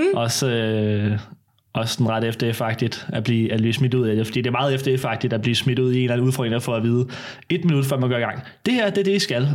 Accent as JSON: {"language": "Danish", "town": "Søborg", "region": "Capital Region of Denmark", "country": "Denmark", "said": "jeg er 20 år, kom fra Søborg Mørkøj"}